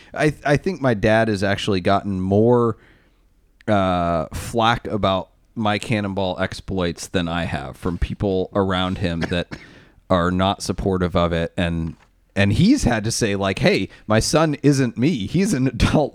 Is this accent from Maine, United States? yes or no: yes; Maine, United States; I'm from Maine